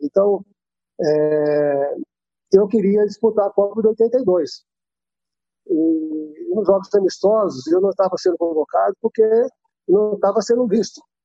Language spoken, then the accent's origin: Portuguese; Monte Sião, Minas Gerais, Brazil; a cidade natal, minha cidade natal, é, Monte Sião.